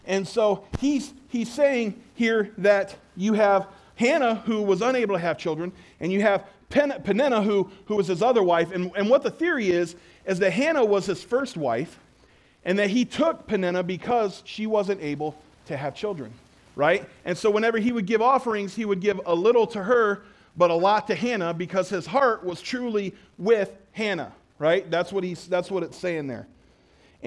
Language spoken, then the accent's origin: English; Shiloh, Ohio, United States; we grew up in Shiloh.